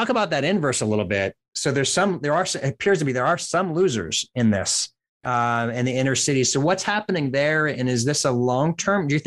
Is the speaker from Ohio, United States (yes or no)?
no; Portland area, Northwest Oregon, United States; I'm from Northwest Oregon, an hour from the beach